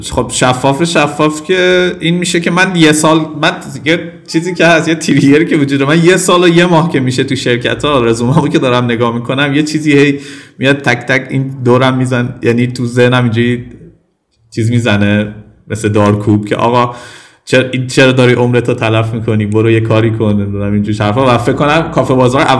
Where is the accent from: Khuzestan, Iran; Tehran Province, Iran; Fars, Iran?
Tehran Province, Iran; Tehran; born there; ولی به هر حال من اینو نفی نمی کنم که تو تهران به دنیا آمدم